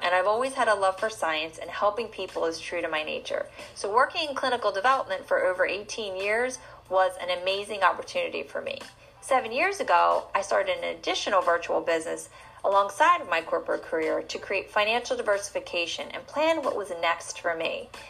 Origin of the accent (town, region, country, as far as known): New Jersey, United States; born or raised there